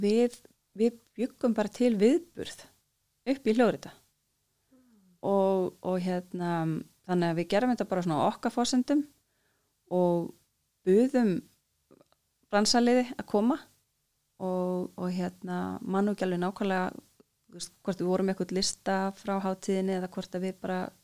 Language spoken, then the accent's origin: Icelandic; Iceland